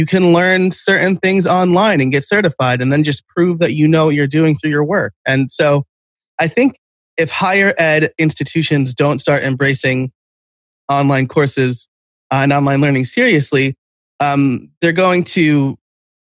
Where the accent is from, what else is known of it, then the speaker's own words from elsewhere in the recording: New York, United States; I'm from New York. I'm like a New York Italian